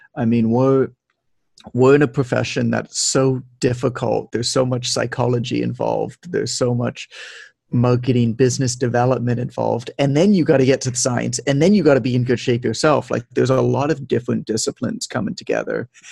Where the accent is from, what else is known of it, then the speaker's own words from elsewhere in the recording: Toronto, Ontario, Canada; moved away as an adult; now in Mexico; I'm from Toronto, Canada, uh, but I've lived abroad a lot. Like I'm living in Mexico right now